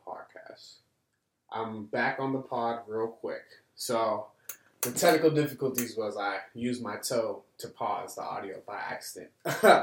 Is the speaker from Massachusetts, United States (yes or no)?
yes; Boston, Massachusetts, United States; here in my hometown, in the place that I was raised